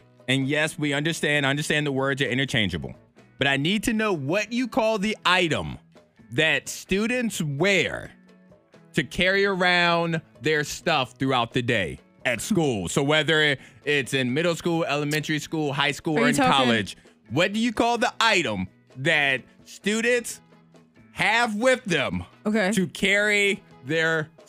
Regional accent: California, United States; I'm from California and have never heard someone say book bag until I moved here.

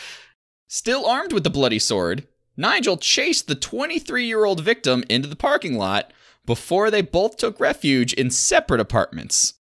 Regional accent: Michigan, United States; I'm from Michigan

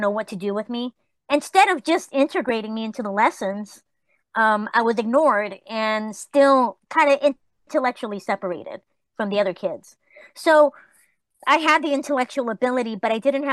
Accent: Los Angeles, California, United States; also born or lived in Tijuana, Mexico; I grew up in the East LA projects

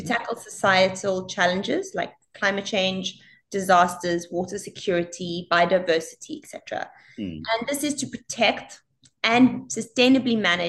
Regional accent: South Africa; also born or lived in Italy / Australia; now in Singapore; I grew up in South Africa

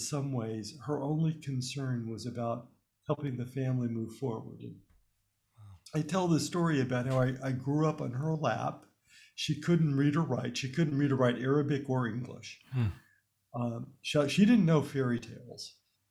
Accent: Birmingham, Alabama, United States; I was born in the United States in Birmingham, Alabama, but my family, including my parents, came from Lebanon

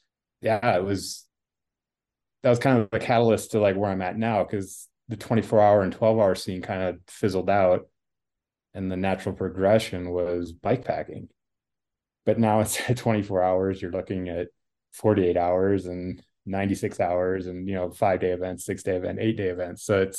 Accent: Iowa, United States; I grew up in Northern Iowa in a town of 500 people. So super small farm community.

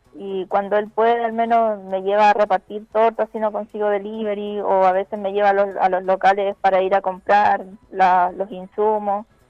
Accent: Talagante, Santiago Metropolitan Region, Chile; nosotros somos de Talagante

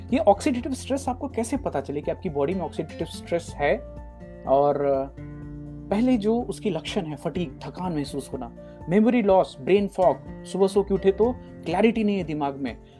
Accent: Jagdishpur, India; moved away; हमारे गांव में जगदीशपुर

